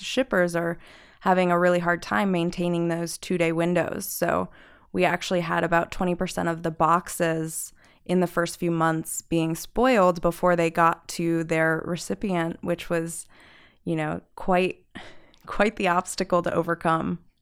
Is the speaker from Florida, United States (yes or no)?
no; New Jersey, United States; moved away; I'm from New Jersey, and when I ship to my family in New Jersey